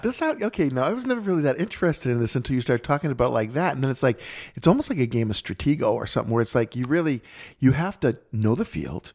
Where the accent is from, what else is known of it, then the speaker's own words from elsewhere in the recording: Boston, Massachusetts, United States; I'm from Boston